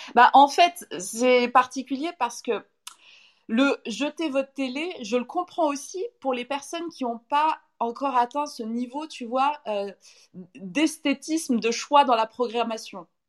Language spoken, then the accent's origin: French; Saint-Étienne, Auvergne-Rhône-Alpes, France; now in Paris, France; je suis de Saint-Étienne peut-être à la base, donc euh, j'ai des mots comme ça